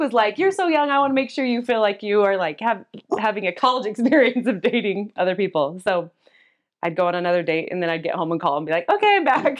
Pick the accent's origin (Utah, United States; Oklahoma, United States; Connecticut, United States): Utah, United States; Cottonwood Heights; I grew up in Cottonwood Heights